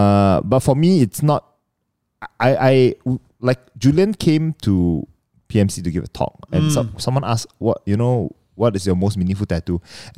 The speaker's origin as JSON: {"language": "English", "region": "Sarawak", "country": "Malaysia", "said": "I'm from Sarawak, but you know, I'm not Iban."}